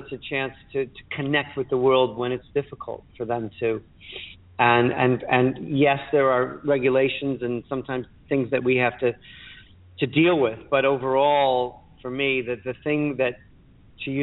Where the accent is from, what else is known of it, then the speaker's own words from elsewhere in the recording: Chicago, Illinois, United States; now in London, United Kingdom; I'm from Chicago and I love Chicago